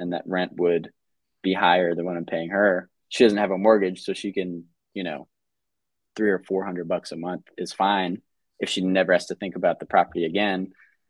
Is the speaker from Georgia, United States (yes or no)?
yes; Georgia, United States; from Georgia.